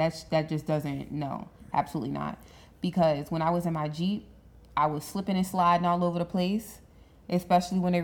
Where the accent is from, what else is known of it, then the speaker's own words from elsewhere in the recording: Kenner, Louisiana, United States; half the people that I grew up with in Kenner